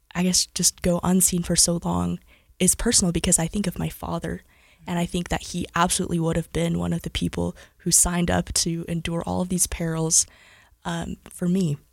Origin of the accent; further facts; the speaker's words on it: Cedar City, Utah, United States; also born or lived in Salt Lake City, Utah / Southern California; I actually grew up in Cedar City, Utah. So I'm a Southern Utah gal